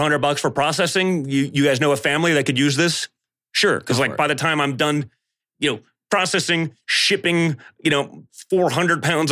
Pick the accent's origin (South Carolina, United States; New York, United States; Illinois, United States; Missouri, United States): New York, United States; New York City; I was a guy from New York City